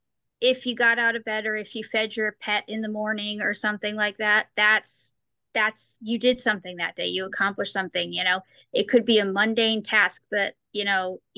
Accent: New York, United States; now in St. Louis, United States; I'm from New York. I used to live in New York. I'm in St. Louis now

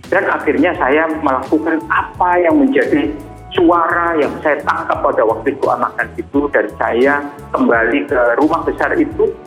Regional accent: Surabaya, East Java, Indonesia; Saya mau jadi dokter di tanah ini asal saya dari Surabaya.

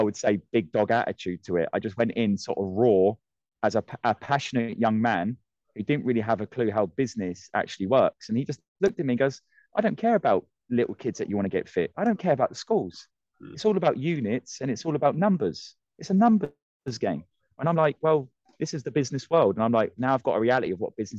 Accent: Ireland; also born or lived in Australia; now in United Kingdom; I am Irish

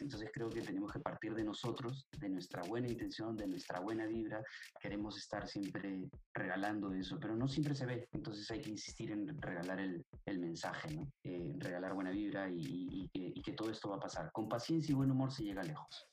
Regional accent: Peru; Nosotros somos peruanos

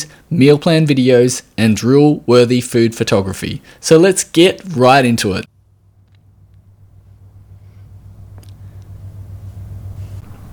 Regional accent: Australia; accent: Australian

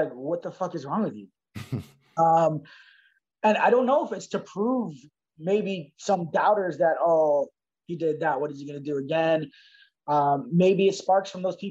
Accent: Toronto, Ontario, Canada; growing up in Scarborough

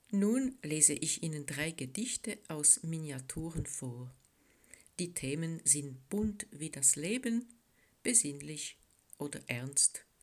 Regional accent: French-speaking Switzerland, Switzerland; German is a second language; now in Bern, Switzerland; Ich komme aus der Schweiz genauer gesagt aus der französischen Schweiz, wo ich geboren und aufgewachsen bin. Deutsch habe ich in der Schule gelernt

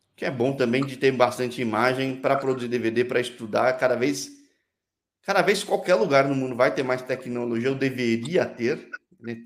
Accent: Brazil; sou brasileiro

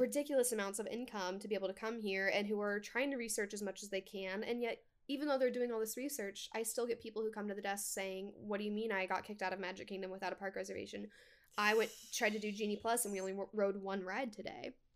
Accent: Washington, United States; moved away as an adult; also born or lived in Tri-Cities, Washington; now in Orlando, United States; I'm from Washington State

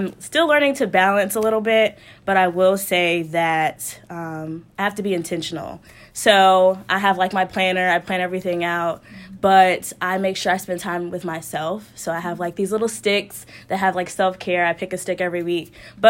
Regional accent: Colorado, United States; I grew up in Colorado. I'm a military child, so Colorado, I was there for most of my life.

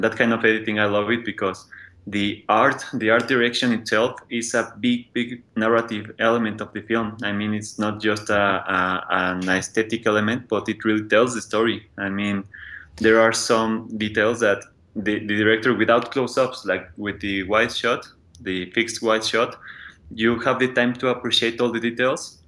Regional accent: Mexico City, Mexico; I'm from Mexico City

